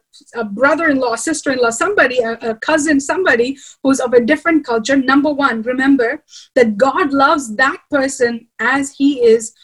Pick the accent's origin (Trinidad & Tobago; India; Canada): India; I have a husband who's American and I'm Indian